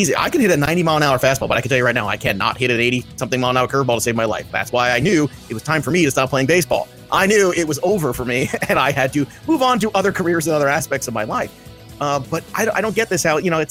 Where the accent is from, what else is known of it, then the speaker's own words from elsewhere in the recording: Brooklyn, New York, United States; being a Mets fan growing up in Brooklyn